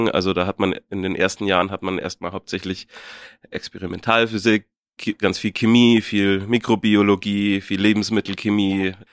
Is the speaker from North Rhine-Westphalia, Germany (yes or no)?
no; Munich, Bavaria, Germany; ich komme aus München, aus dem Westend, also gar nicht weit weg von hier, ähm, um die Ecke. Gleich neben der Augustiner Brauerei bin ich aufgewachsen.